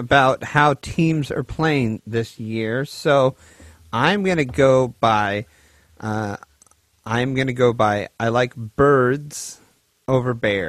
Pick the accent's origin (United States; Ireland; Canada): United States; Washington; I am from Washington